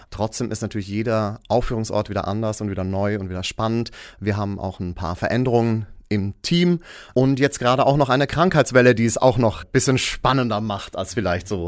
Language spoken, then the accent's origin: German; Zurich, Switzerland; now in Germany; ich bin in der Nähe von Zürich geboren und aufgewachsen, aber jetzt schon seit vielen Jahren in Deutschland eben im Musical-Bereich aktiv